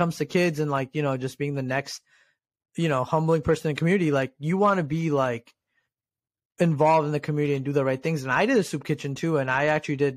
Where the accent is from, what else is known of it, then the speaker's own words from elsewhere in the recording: New Jersey, United States; I'm from Jersey too, so like I definitely have that Jersey pride